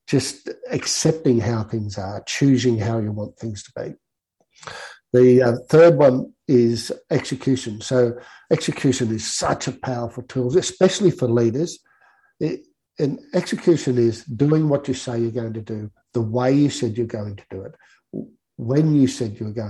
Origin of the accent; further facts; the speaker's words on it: Guyra, New South Wales, Australia; moved away; also born or lived in Sydney; growing up in Gaira, whether it was the fact that it was a small country town